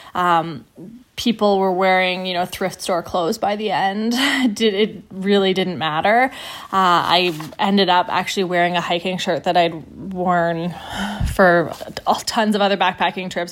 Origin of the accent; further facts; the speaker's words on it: Canada; I'm Canadian